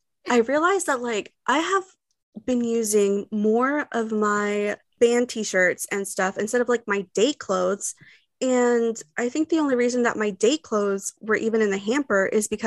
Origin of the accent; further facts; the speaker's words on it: Texas, United States; as a Texan